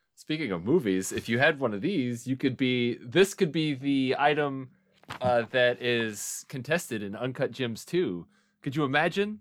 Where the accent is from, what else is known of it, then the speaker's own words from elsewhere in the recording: Muskogee, Oklahoma, United States; Muskogee, Oklahoma is my hometown.